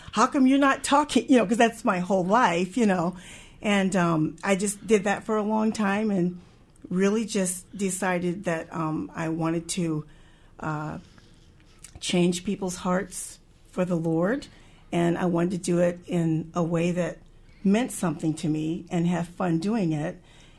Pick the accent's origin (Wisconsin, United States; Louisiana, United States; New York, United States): Wisconsin, United States; also born or lived in California / Illinois / Texas / Montana; But I'm like, I was born in California, raised in Wisconsin, lived a couple years in between Illinois, Texas, Montana, a year or two there, mostly Wisconsin and Missouri, finished out college